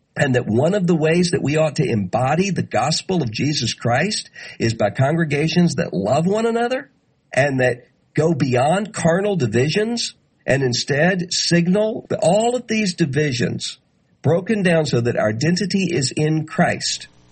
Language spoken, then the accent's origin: English; Mississippi, United States; from nineteen sixty-four in my home state of Mississippi